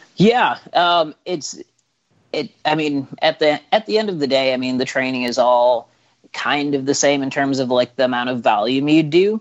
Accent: Illinois, United States; I'm from Illinois

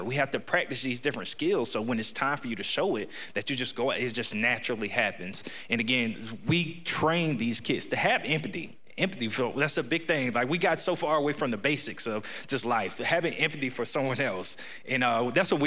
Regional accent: Ocala, Florida, United States; I'm born and raised in Ocala

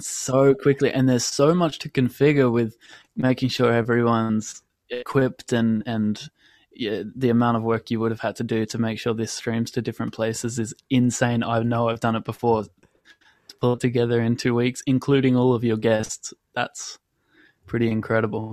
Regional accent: Australia; also born or lived in London; I'm 22 and I'm from Australia

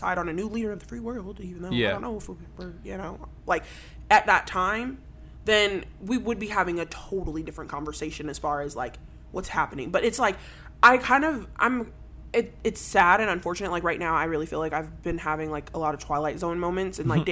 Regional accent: Indianapolis, Indiana, United States; now in Tempe, United States; I grew up in Indiana, Indianapolis

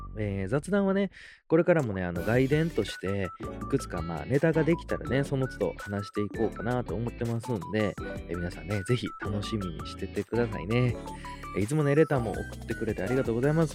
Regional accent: Osaka, Japan; accent: Kansai-ben; 僕、まあ、大阪出身なんで、まあ、関西弁なんでね

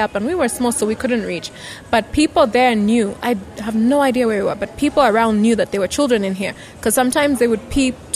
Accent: Chingola, Copperbelt Province, Zambia; also born or lived in Kitwe; I grew up in Chingola. We lived Chingola and Kitwe

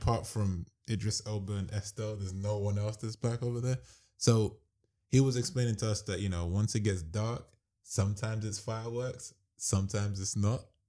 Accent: London, United Kingdom; We're from London.

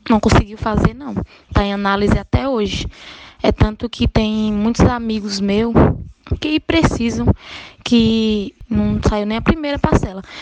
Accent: Itaporanga, Bahia, Brazil; tenho 24 anos, sou de Itaporanga

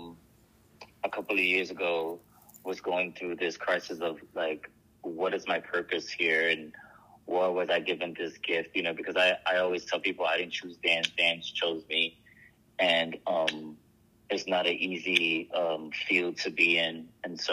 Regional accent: New York City, New York, United States; I grew up in the Boogie Down Bronx

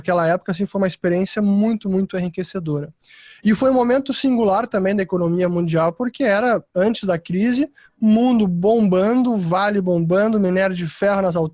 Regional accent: Porto Alegre, Rio Grande do Sul, Brazil; como o pessoal pode detectar pelo meu sotaque, que eu tento neutralizá-lo, mas nem sempre é fácil. Eu sou gaúcho de Porto Alegre, me graduei em administração de empresas na PUC de Porto Alegre

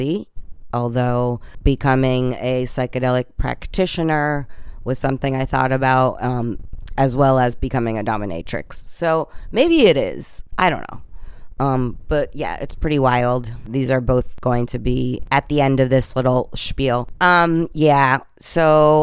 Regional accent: Bethlehem, Pennsylvania, United States; I was born in Bethlehem, Pennsylvania

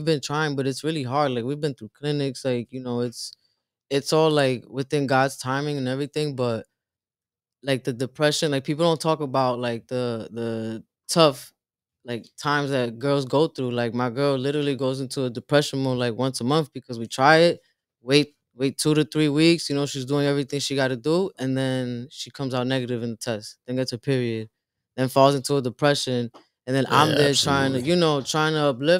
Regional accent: New Jersey, United States; up north where I'm from Jersey

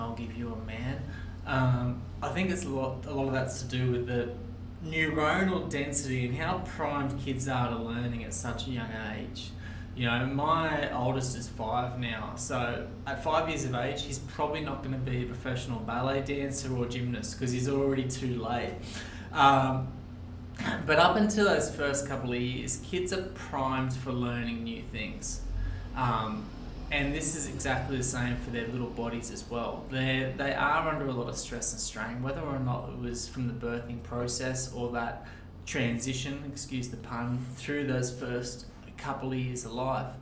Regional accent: Sydney, New South Wales, Australia; moved away as an adult; now in Newcastle, Australia; I grew up out in Castle Hill, so out western Sydney

